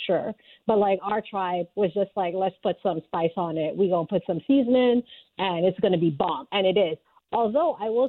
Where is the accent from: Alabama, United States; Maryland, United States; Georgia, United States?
Georgia, United States; Atlanta; also born or lived in Sierra Leone; Sierra Leone, where I'm from, is deeply patriarchal. But what country isn't, honestly? Because, like, I grew up in Georgia, in Atlanta, and that was also a different type of patriarchy, you know?